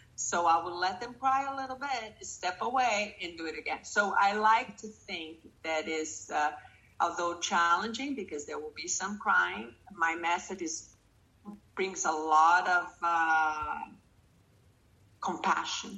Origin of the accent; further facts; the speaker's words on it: Brazil; moved away; I'm from Brazil